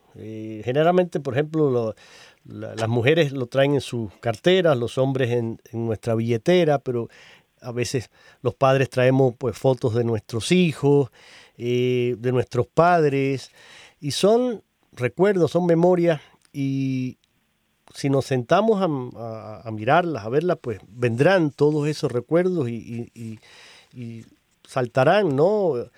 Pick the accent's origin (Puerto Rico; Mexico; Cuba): Cuba; now in United States; yo vengo de Cuba